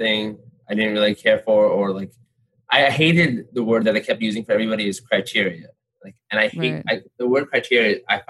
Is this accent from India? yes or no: yes; North India, India; Yeah, I'm like, I'm North Indian, and I'm like, I was considered like very dark for North Indians.